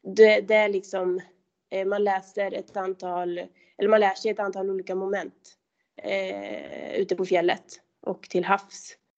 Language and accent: Swedish; Kolmården, Östergötland, Sweden; moved away as an adult; also born or lived in Åre; now in Abisko, Sweden; jag kommer från Kolmårdens eh, skogar och där är det väldigt kulligt och när jag var liten då så var vintrarna faktiskt bra